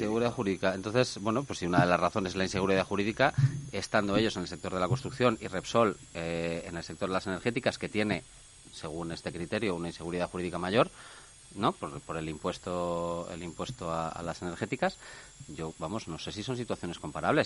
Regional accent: Spain; somos los españoles

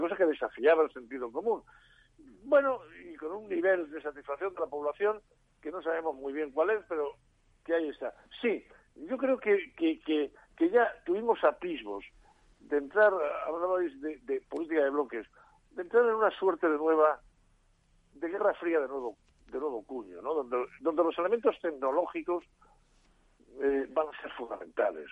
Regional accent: Spain; mi país

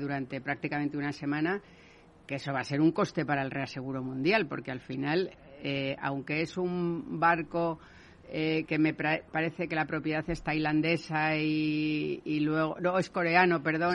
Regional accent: Spain; yo como española

